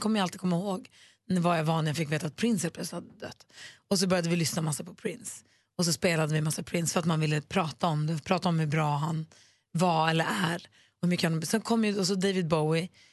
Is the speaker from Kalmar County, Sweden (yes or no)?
no; Luleå, Norrbotten County, Sweden; moved away; also born or lived in Småland / Gothenburg; jag är uppvuxen i Luleå, men vi bodde ju i Småland och Göteborg först.